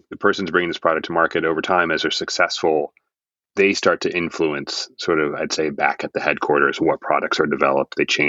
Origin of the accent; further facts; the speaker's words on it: United States; as an American